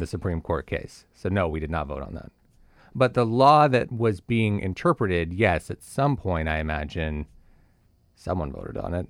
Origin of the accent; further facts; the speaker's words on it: California, United States; moved away; I grew up in California